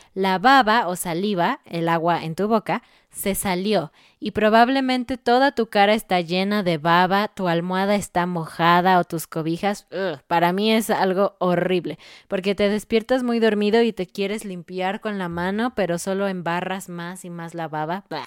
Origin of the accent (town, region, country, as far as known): Mexico